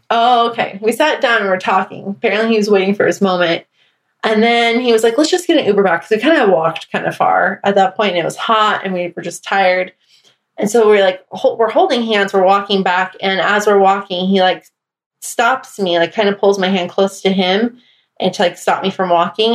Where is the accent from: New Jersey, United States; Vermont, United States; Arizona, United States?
Arizona, United States; also born or lived in Atlanta; now in Washington, D.C., United States; back in my home state of Arizona